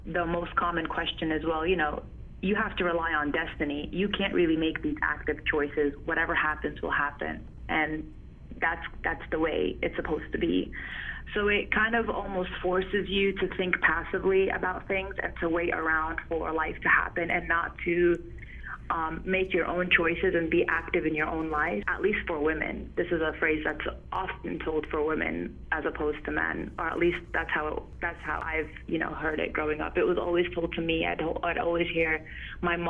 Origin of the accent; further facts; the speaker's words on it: New York, United States; moved away; also born or lived in North Carolina; Growing up in New York and having to struggle being an American and being an Arab at the same time